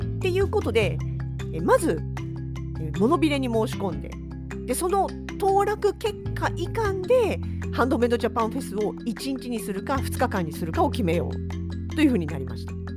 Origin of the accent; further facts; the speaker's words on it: Yokohama, Kanagawa, Japan; now in Sapporo, Japan; 実家がまだ横浜にあります